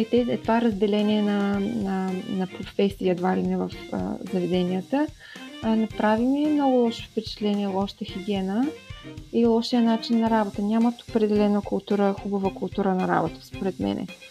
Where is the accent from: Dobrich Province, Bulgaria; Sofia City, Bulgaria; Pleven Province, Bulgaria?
Dobrich Province, Bulgaria; Dobrich; на 31 години съм и съм от Добрич